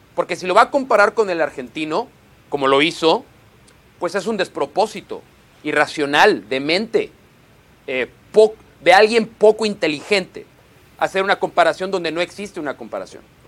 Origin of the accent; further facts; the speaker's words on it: Mexico; voy a decir como mexicano